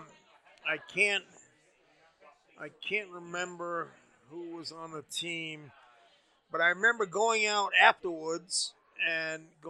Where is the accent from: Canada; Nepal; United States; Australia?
Canada; I'm a Canadian. I'm a dual citizen. I'm a Canadian first